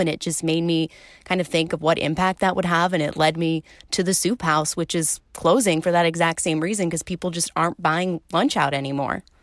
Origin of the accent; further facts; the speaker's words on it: suburbs of Philadelphia, Pennsylvania, United States; moved away as an adult; also born or lived in Illinois; the East Coast, about an hour outside of Philly, right along kind of the Jersey border, is where I grew up